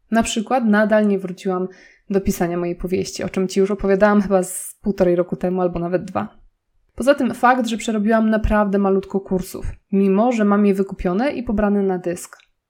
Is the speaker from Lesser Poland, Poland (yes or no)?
yes; Nowy Sącz, Lesser Poland, Poland; moved away as an adult; also born or lived in Warsaw; zamieszkaliśmy w mojej rodzinnej miejscowości, czyli w Nowym Sączu